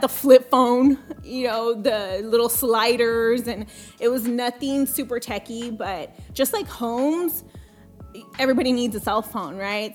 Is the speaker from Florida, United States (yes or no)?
no; Coastal Bend area, Texas, United States; English is a second language; Born and raised in Coastal Bend area.